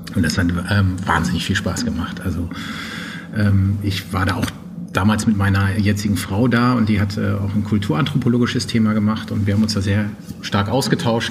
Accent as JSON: {"language": "German", "town": "Trier", "region": "Rhineland-Palatinate", "country": "Germany", "also_born_or_lived": "Poland", "moved": "as an adult", "lives_now": "Berlin, Germany", "said": "ich komm eigentlich aus Trier"}